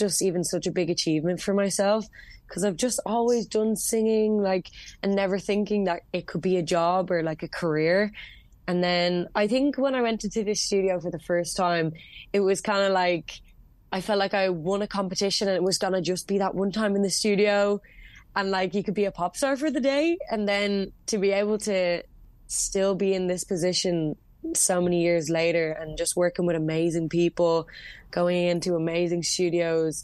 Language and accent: English; Dublin, Leinster, Ireland; I'm born and raised in Dublin